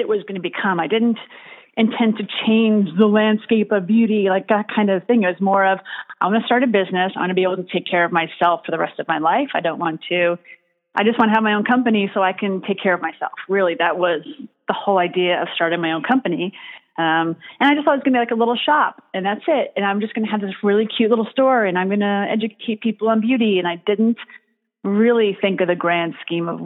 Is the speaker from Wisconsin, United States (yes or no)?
no; New York City, New York, United States; I grew up in the Bronx